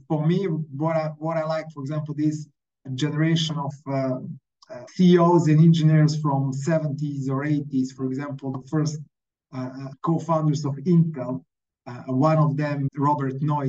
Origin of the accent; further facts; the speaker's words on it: Montenegro; first language Montenegrin; English is a second language; I'm from Montenegro, we have these strange letters as some of the Slavic languages